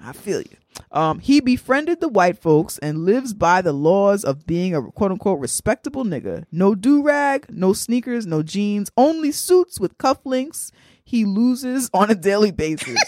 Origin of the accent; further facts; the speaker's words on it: New York City, New York, United States; I'm from the Bronx